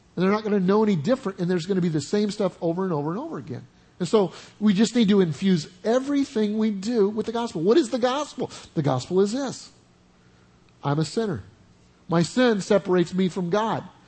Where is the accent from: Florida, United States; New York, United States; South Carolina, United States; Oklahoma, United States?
Oklahoma, United States; I'm from Oklahoma